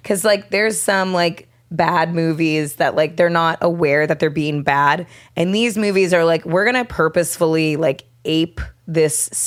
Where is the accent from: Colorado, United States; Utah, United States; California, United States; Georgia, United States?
California, United States; Orange County; from California